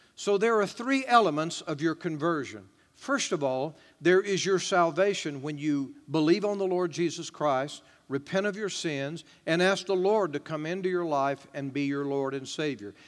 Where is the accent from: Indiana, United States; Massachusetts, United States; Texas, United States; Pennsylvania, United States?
Texas, United States; East; I was raised here in East Texas